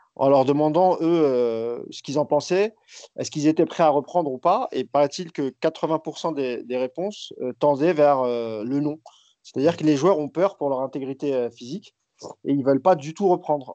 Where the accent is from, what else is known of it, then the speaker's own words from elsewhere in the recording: France; on est français